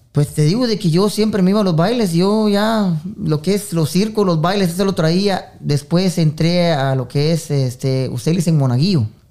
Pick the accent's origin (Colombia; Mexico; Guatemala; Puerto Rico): Guatemala; Esquipulas, Chiquimula; now in United States; yo soy originario de Guatemala, Esquipulas, eh, de la eterna primavera de Esquipulas.